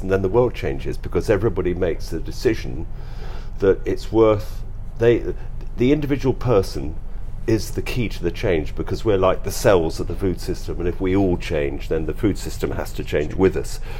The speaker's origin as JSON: {"language": "English", "region": "London", "country": "United Kingdom", "tie": "born or raised there", "moved": "as an adult", "lives_now": "West Wales, United Kingdom", "said": "I'm a Londoner. My dad was a doctor and then trained to be a psychiatrist, so I lived in first of all in South London and then in North London"}